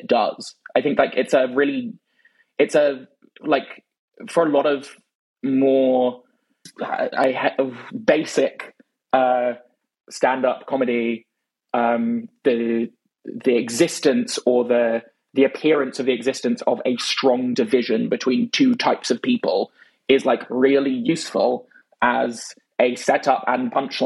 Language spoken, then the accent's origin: English; London, United Kingdom; accent: British; I grew up in London